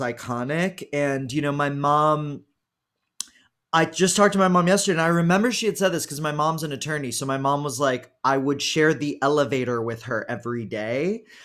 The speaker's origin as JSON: {"language": "English", "town": "Houston", "region": "Texas", "country": "United States", "said": "I'm from Houston"}